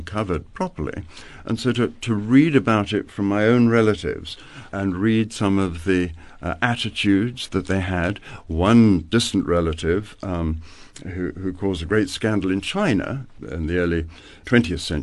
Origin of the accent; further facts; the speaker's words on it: South Africa; moved away as an adult; also born or lived in Italy; I was away from South Africa for 28 years, and just before coming back